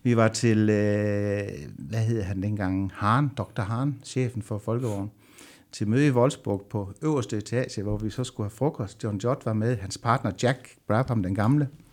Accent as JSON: {"language": "Danish", "area": "Southern Jutland", "region": "Southern Denmark", "country": "Denmark", "said": "jeg er sønderjyde"}